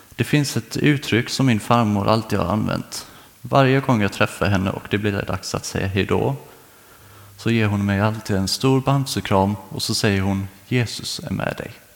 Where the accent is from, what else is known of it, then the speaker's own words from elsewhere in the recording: Karlskrona, Blekinge, Sweden; moved away as an adult; Jag kommer egentligen från eh, Karlskrona men nu i hösten så kände jag att det var dags att flytta, så då kom jag hit